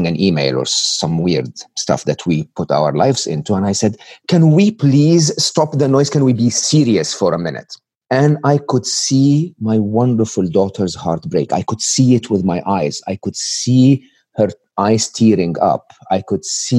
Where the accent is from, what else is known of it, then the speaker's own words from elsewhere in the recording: Egypt; English is a second language; moved away; I was born and raised in Egypt